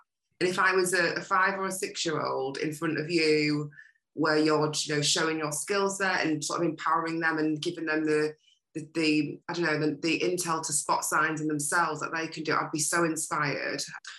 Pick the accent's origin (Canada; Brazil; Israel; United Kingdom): United Kingdom; Yorkshire and the Humber; accent: Yorkshire; I don't want to butcher it in my Yorkshire accent.